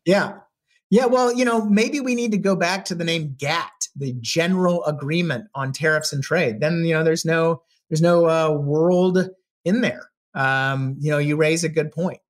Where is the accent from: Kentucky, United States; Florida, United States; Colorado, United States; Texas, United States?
Texas, United States; moved away as an adult; also born or lived in Charlottesville, Virginia; growing up in Texas